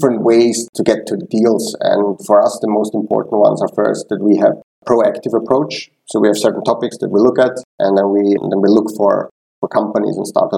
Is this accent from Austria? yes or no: yes; Vienna, Austria; moved away as an adult; also born or lived in Tel Aviv / London; now in Switzerland; I am originally from Vienna